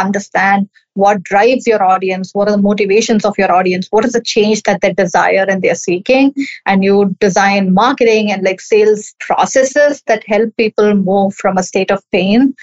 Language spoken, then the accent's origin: English; Chennai, Tamil Nadu, India; I'm from Chennai, India